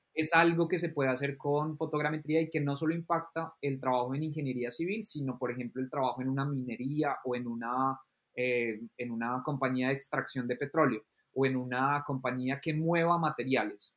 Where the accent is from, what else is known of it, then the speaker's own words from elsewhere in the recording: Colombia; now in England, United Kingdom; vengo de Colombia, pero vivo actualmente en Inglaterra